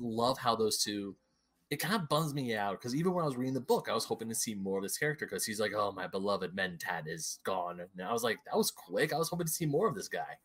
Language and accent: English; United States; I grew up in America